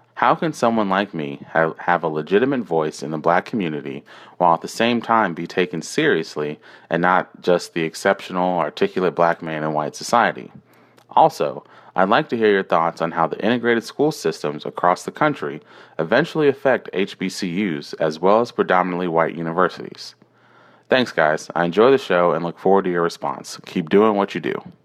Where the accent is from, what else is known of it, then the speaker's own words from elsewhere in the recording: Houston, Texas, United States; also born or lived in Brooklyn, New York; when I moved from Brooklyn at a very young age, the suburbs of Houston, Texas